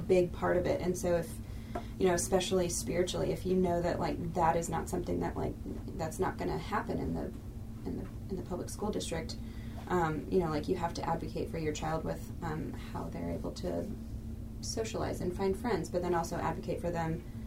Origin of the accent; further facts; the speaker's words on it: St. Louis, Missouri, United States; I grew up in St. Louis and attended a public school, Brentwood